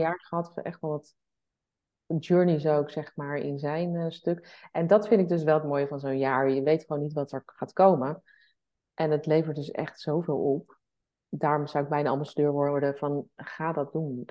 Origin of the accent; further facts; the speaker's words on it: the West, South Holland, Netherlands; wij komen natuurlijk uit het Westen. Zeg maar Den Haag, Leiden.